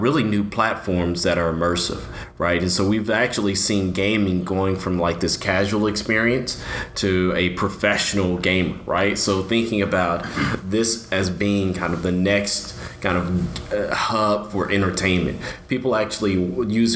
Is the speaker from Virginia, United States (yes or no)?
no; Dallas, Texas, United States; I am a local guy, born and raised in Dallas.